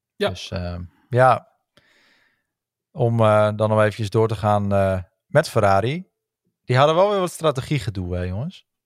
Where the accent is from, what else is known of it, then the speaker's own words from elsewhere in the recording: Netherlands; als Nederlanders zijnde